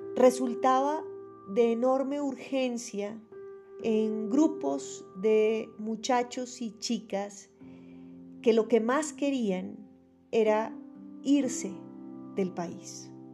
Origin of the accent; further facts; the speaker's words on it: Colombia; como colombianos